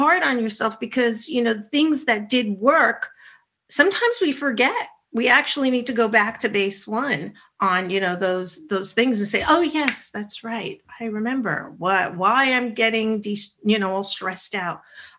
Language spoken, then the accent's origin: English; New York, United States; I'm a New Yorker.